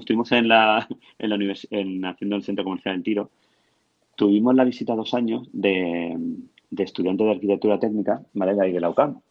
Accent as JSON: {"language": "Spanish", "town": "Alicante", "region": "Valencian Community", "country": "Spain", "also_born_or_lived": "Murcia", "said": "yo soy de Alicante"}